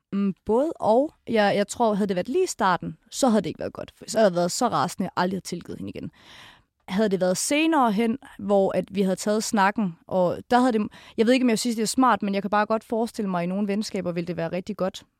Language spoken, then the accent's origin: Danish; Kolding, Southern Denmark, Denmark; moved away; fra min hjemby Kolding